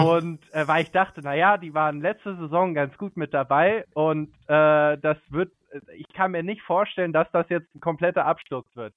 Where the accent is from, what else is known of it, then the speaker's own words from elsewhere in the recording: Brilon, North Rhine-Westphalia, Germany; also born or lived in Shanghai; geboren bin ich im Sauerland, im schönen kleinen Städtchen namens Brilon